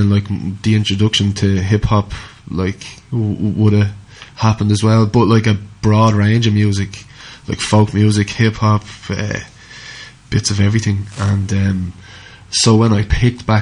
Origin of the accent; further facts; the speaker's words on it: Dublin, Leinster, Ireland; moved away as an adult; now in County Clare, Ireland; I grew up on the fringes of Dublin.